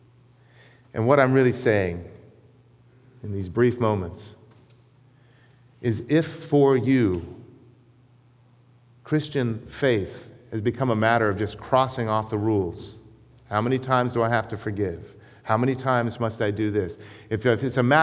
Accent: United States; though I was born in America, my ancestry comes from another land. It comes from the United Kingdom, from Scotland

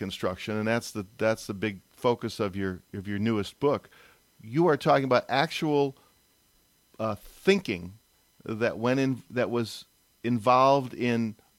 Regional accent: Highland Park, Illinois, United States; I grew up in Highland Park, Illinois.

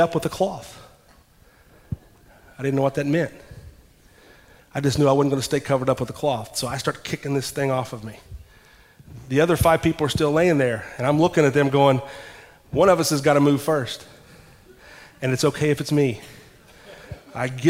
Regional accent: Ashland, Kentucky, United States; I'm from Ashland, Kentucky

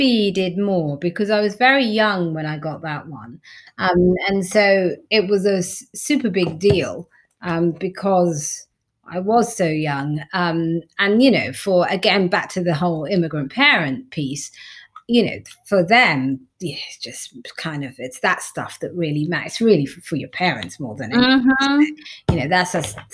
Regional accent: London, United Kingdom; I grew up in East London

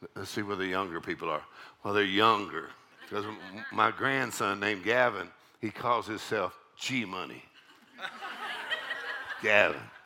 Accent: South Texas, United States; I grew up in South Texas, and it's a little town of uh, 3,000 people

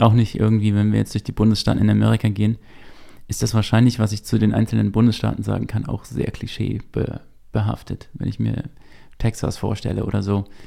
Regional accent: Bielefeld, Paderborn, Gütersloh area, North Rhine-Westphalia, Germany; Bielefeld, Paderborn, Gütersloh. Das ist so die Ecke, aus der ich komme.

